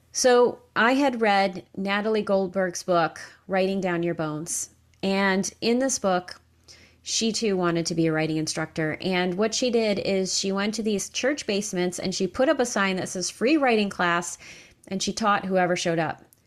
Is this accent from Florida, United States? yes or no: no; upstate New York, United States; moved away as an adult; also born or lived in Kentucky; I left my hometown in upstate New York, and I moved to Kentucky